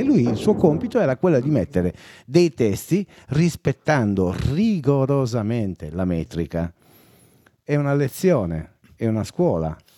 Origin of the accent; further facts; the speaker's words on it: Sardinia, Italy; accent: Sardinian; io non ho scelto di avere l'accento sardo, è semplicemente che tutti quelli che mi parlavano avevano l'accento sardo, per cui emulando quel suono lì mi è venuto l'accento sardo anche a me.